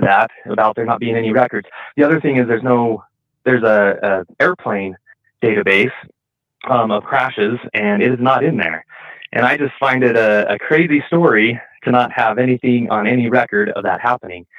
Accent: Delta, Utah, United States; my hometown of Delta

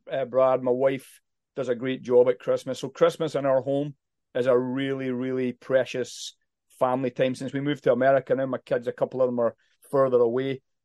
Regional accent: Haddington, Scotland, United Kingdom; moved away; I grew up in Haddington, where John Knox was actually born

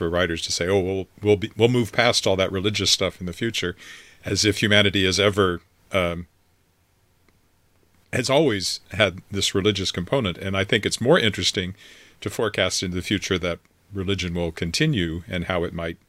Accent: Canada; I grew up in Canada

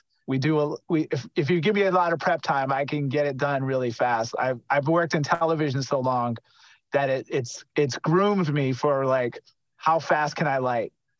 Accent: New Bedford, Massachusetts, United States; Growing up in New Bedford, Massachusetts as an only child, and growing up in housing projects

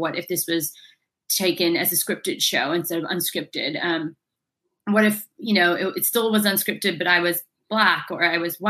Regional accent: London, United Kingdom; also born or lived in United States; But I was raised in London and the US

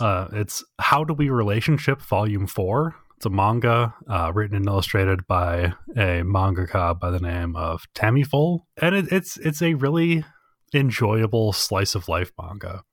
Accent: United States; I, as an American

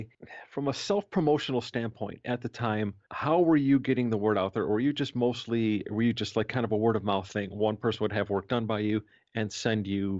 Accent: United States; I grew up right on the Canadian border.

